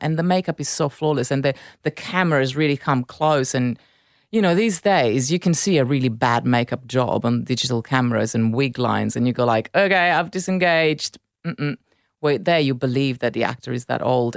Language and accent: English; Milan, Lombardy, Italy; English is a second language; moved away; grew up in Milan. I, I spent time in Naples